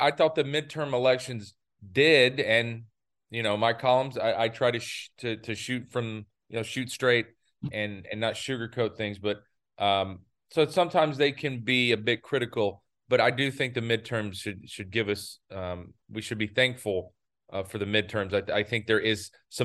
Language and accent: English; United States; right outside of my hometown in North South Carolina, right there on the state line.